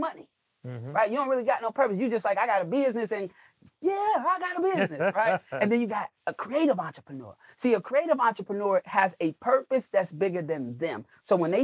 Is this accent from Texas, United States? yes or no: no; Chicago, Illinois, United States; I'm a kid from Chicago.